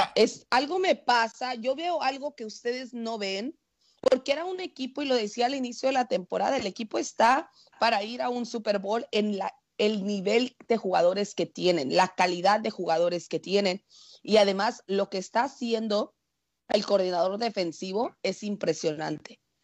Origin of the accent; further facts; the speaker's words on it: Mexico; como buena mexicana